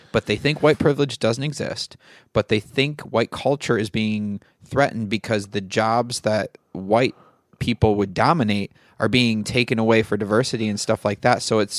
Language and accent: English; Midwest, United States; people back where I grew up in the Midwest who truly, to this day, believe white culture is being threatened.